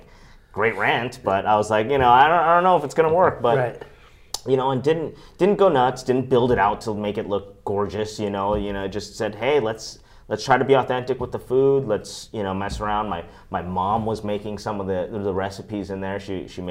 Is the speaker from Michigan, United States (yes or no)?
no; Palos Verdes, California, United States; also born or lived in Costa Mesa; I grew up in Palos Verdes.